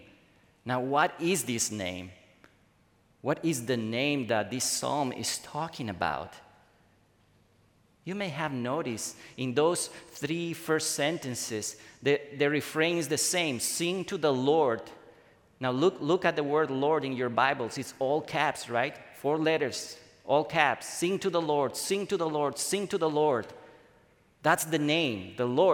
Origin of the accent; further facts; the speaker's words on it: Bolivia; now in United States; in my home country, the place where I come from, Bolivia